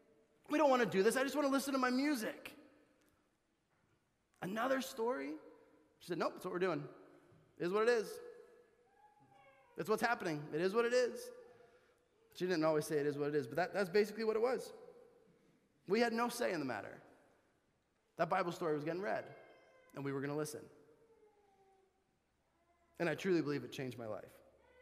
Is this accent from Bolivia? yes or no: yes; Bolivia; I grew up in Bolivia, South America, if you didn't know that, and I went to a missionary kids school, which was about 35 minutes from our house.